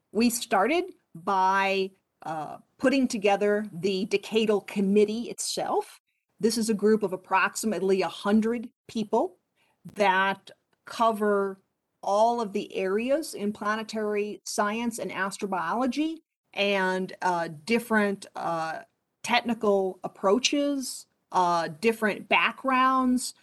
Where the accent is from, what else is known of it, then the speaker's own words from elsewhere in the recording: Poughkeepsie, New York, United States; moved away as an adult; also born or lived in Boulder, Colorado; I grew up about an hour and a half north of Manhattan in New York and uh, would often study not only locally in my hometown of Poughkeepsie